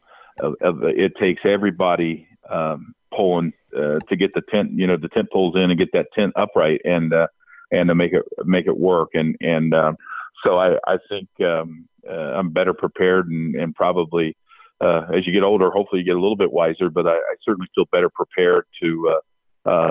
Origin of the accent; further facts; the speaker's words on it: Indiana, United States; moved away; also born or lived in Charlotte; I grew up in Indiana